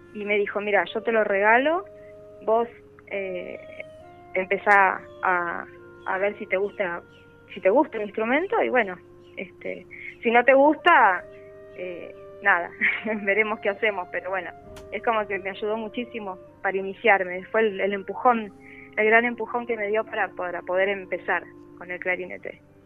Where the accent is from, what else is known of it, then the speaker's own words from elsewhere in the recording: Buenos Aires, Argentina; Yo soy de Buenos Aires